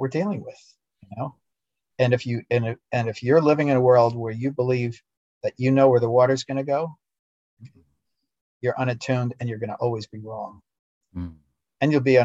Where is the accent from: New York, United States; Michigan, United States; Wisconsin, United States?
New York, United States; as a United States citizen, as a New Yorker, and someone who was brought up in the traditional, you know, educational processes